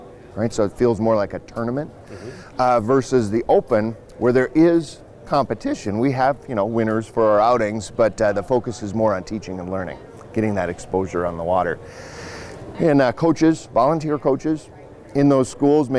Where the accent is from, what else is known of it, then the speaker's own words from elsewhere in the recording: Fargo, North Dakota, United States; my hometown in Fargo, in West Fargo